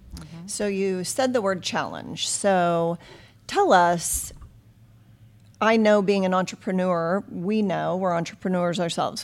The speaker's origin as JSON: {"language": "English", "town": "Nixa", "region": "Missouri", "country": "United States", "tie": "born or raised there", "said": "I grew up in Nixa"}